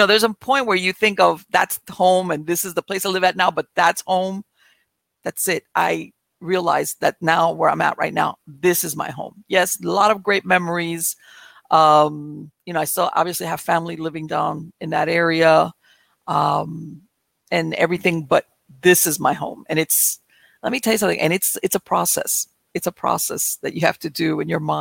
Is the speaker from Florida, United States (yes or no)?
yes; Miami, Florida, United States; moved away as an adult; now in North Florida, United States; I was born and raised in Miami